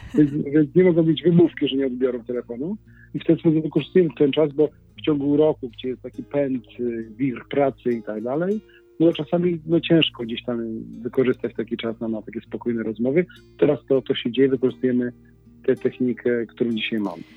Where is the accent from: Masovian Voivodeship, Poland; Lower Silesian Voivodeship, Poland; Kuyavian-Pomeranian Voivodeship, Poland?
Kuyavian-Pomeranian Voivodeship, Poland; Inowrocław; jesteśmy z Inowrocławia